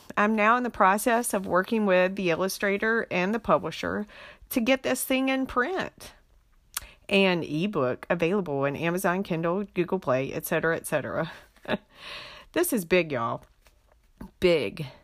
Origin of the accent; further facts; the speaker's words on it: Beaufort County, North Carolina Inner Banks, United States; also born or lived in Wilmington, North Carolina; now in Fayetteville, United States; I was born and raised in Beaufort County